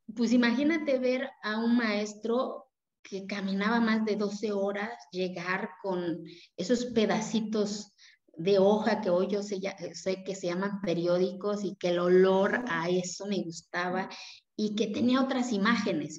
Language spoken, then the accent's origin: Spanish; Mexico; first language Zapotec; Spanish is a second language; moved away; Yo vengo de una comunidad indígena de la cual me siento orgullosa